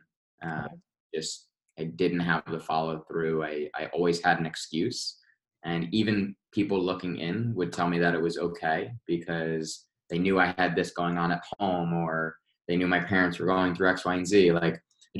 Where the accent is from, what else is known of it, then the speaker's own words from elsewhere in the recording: Westfield, United States; I grew up in Westfield